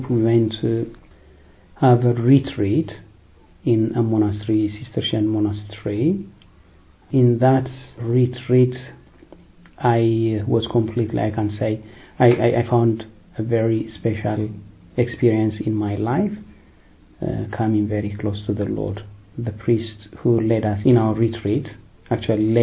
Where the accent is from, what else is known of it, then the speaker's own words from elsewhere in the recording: Addis Ababa, Ethiopia; moved away as an adult; also born or lived in Eritrea; now in London, United Kingdom; I'm originally from Eritrea. I was born in Ethiopia, raised in Ethiopia, in the capital Addis Ababa